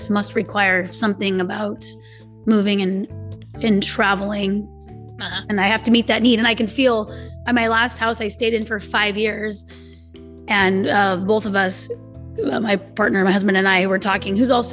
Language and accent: English; California, United States; I'm from California